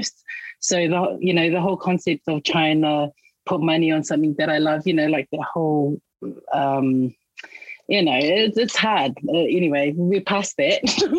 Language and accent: English; Auckland, New Zealand; I grew up out in West Auckland, and, you know, I didn't really know my culture that well.